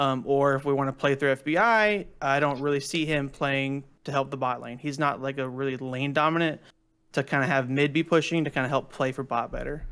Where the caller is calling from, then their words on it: Charlotte, North Carolina, United States; Hey, calling from Charlotte, North Carolina.